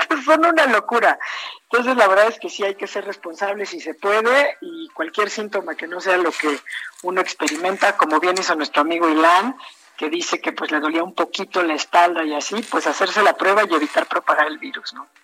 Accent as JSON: {"language": "Spanish", "country": "Mexico", "said": "como mexicanos"}